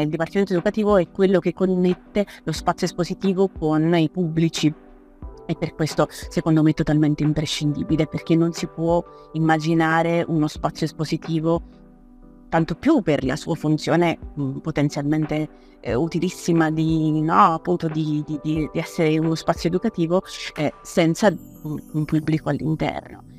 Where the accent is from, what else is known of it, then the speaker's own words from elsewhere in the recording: Naples, Campania, Italy; moved away as an adult; now in Turin, Italy; vengo da Napoli, vengo da Napoli a studiare per lì